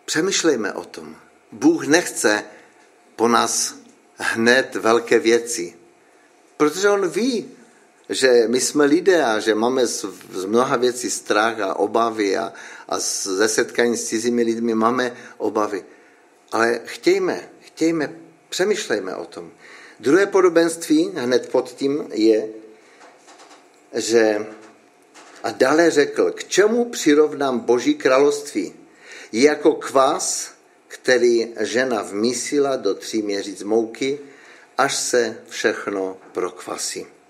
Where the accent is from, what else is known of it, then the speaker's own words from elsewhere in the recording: Frýdek-Místek, Moravian-Silesian Region, Czechia; já nejsem z Frýdku, já jsem z Místku.